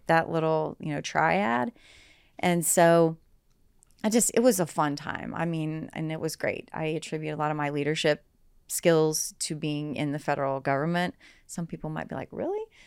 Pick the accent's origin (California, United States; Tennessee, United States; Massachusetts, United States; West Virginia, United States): West Virginia, United States; Southern; moved away as an adult; also born or lived in Washington, District of Columbia, United States; now in Cincinnati, United States; I grew up in Southern West Virginia.